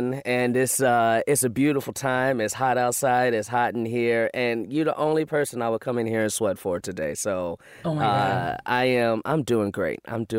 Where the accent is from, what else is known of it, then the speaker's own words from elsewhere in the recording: Chicago, Illinois, United States; now in Los Angeles, United States; I'm from Chicago, so you know, we got thick walls in Chicago.